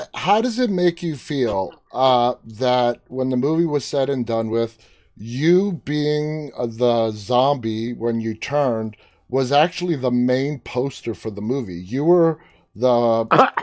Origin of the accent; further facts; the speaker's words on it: New York City, New York, United States; We're fellow New Yorkers. I'm from Queens.